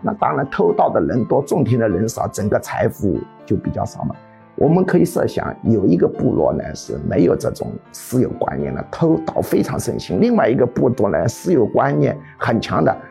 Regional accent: China; 我们中国人

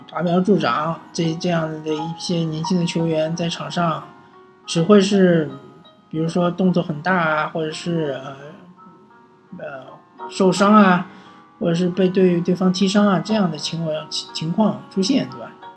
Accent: China; 和我们中国人素质确实不能比的

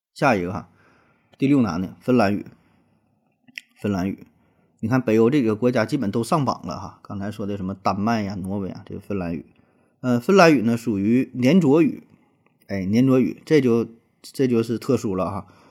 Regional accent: China; 作为中国人啊，特别是咱们这一代八零后、九零后

